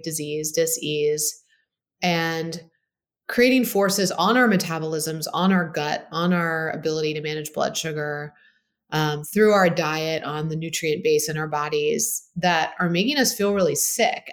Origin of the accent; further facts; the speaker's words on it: Baltimore, Maryland, United States; I grew up in Baltimore, Maryland, great upbringing